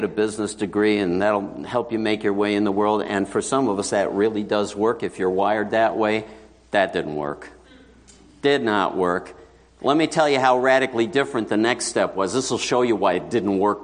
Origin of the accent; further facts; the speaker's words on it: New York City, New York, United States; I grew up in New York City, and I was raised in an assembly